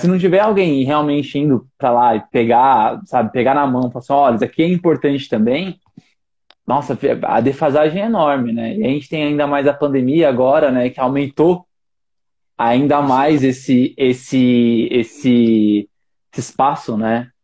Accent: São Paulo, Brazil; eu morei minha vida inteira na Brasilândia, né? Eu ainda moro praticamente, porque eu casei e eu vim pro bairro do lado

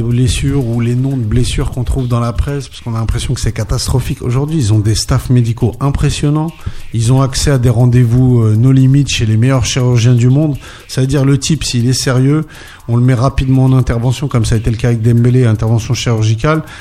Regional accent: Paris, Île-de-France, France; also born or lived in Torcy; Je suis un pur parisien, donc je suis né à Paris

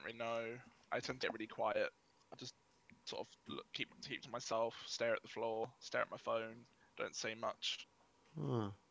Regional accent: Milton Keynes, South East England, United Kingdom; I am from a fairly young town called Milton Keynes

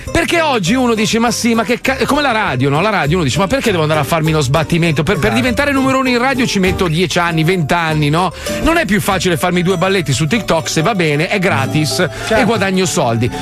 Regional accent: Italy; moved away; io comunque rimango italiano, cioè io sono italiano, amo il mio paese

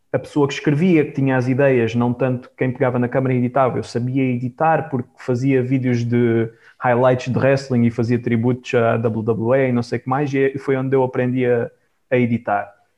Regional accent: Algarve, Portugal; eu sou do Algarve

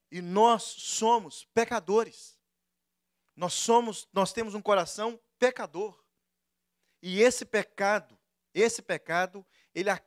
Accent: Brazil; Todos nós, principalmente nós que viemos do Brasil para cá, deixamos amigos lá

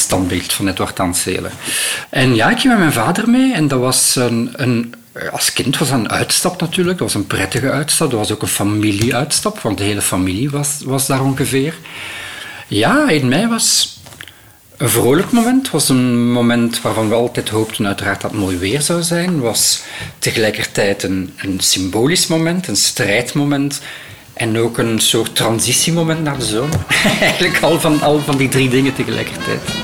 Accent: Ghent, Flanders, Belgium; also born or lived in Brussels; ik heb een deel van mijn jeugd in, ehm, Gento gebracht

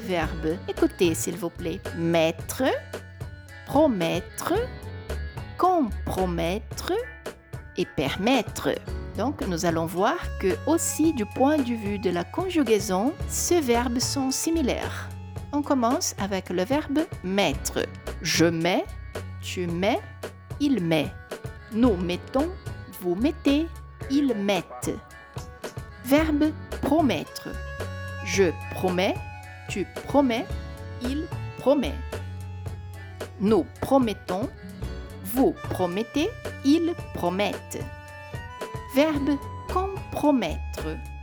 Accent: Brazil; je suis brésilienne et professeure de français

